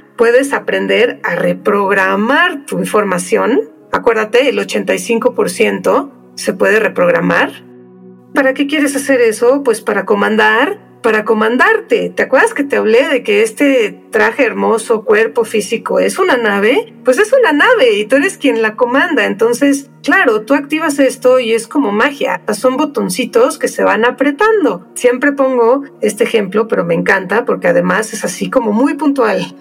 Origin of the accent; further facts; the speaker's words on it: Mexico; soy mexicana, entonces yo sí me he preguntado muchísimas veces a lo largo de mi vida por qué decidí nacer en México